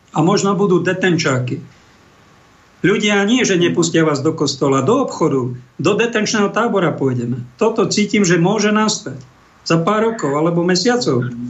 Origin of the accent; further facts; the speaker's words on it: Koš, Trenčín Region, Slovakia; V Koši, pri Prievidzi, odkiaľ pochádzam